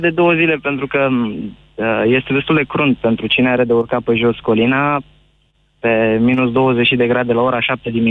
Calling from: Brașov, Brașov County, Romania; Brașov. Am văzut că ați fost ascultat puternic astăzi de, de oameni din Brașov.

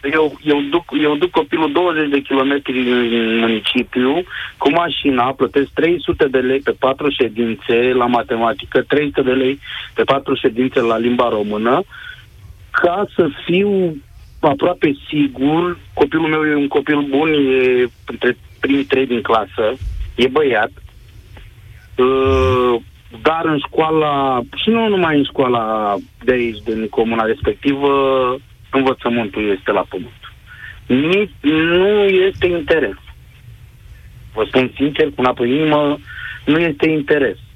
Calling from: Călărași County, Romania; sunt din Călăraș, sunt tatăl unui copil de clasa 8

